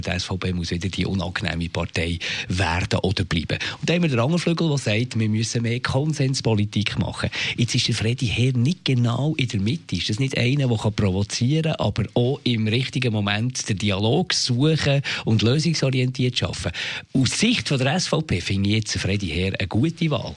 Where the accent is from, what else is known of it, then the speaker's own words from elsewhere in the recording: Switzerland; Auch hier bei uns in der Schweiz.